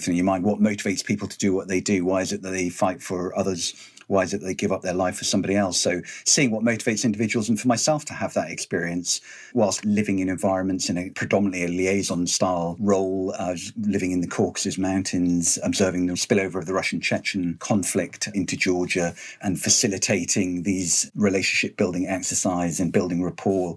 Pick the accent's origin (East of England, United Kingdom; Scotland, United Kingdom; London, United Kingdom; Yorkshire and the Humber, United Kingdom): Scotland, United Kingdom; Highlands of; growing up in the Highlands of Scotland